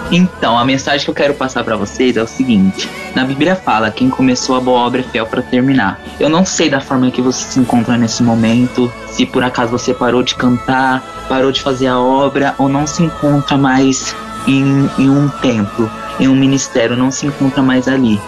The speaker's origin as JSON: {"language": "Portuguese", "region": "São Paulo", "country": "Brazil", "said": "Eu sou de São Paulo, capital, e tenho 16 anos"}